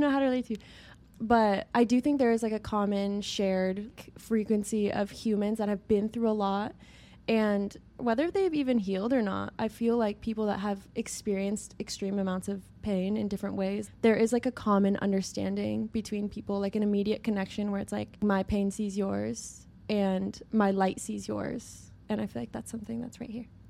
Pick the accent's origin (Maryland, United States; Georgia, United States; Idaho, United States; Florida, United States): Idaho, United States; moved away as an adult; now in Los Angeles, United States; I'm from Idaho